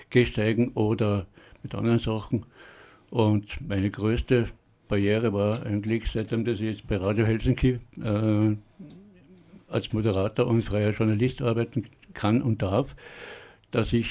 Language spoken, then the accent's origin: German; Vorarlberg, Austria; Hartnäckigkeit als Vorarlberger einmal bewiesen